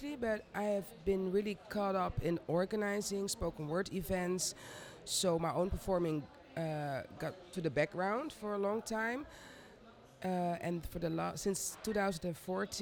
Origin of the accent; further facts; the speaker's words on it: Netherlands; I grew up in the Netherlands, where I still live, in Amsterdam